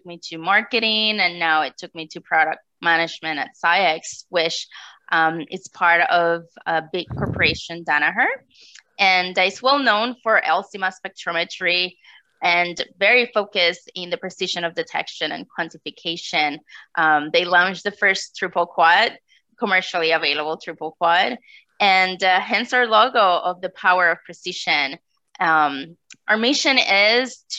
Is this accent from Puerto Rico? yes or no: yes; Puerto Rico; moved away as an adult; now in North Texas, United States; Yeah, so I am from Puerto Rico. I did my undergraduate studies there, and I decided to leave such a beautiful tropical island